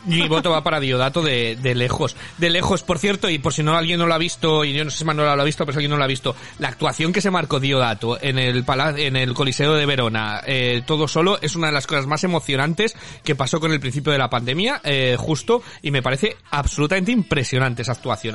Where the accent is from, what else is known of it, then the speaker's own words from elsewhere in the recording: Spain; moved away; soy español